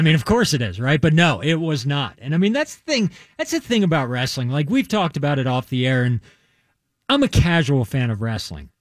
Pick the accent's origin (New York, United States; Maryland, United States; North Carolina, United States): Maryland, United States; I grew up in Maryland